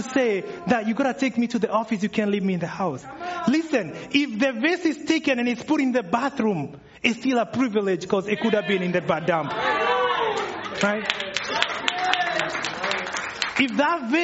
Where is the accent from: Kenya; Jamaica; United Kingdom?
Kenya; moved away; for those of you wondering where the accent's coming from, I'm from Kenya